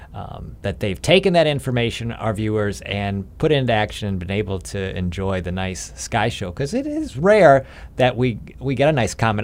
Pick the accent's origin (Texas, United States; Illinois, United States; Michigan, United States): Illinois, United States; I grew up in Illinois